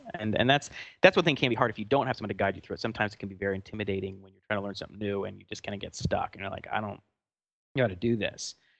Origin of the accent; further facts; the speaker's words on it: Atlanta, Georgia, United States; moved away; we're from Atlanta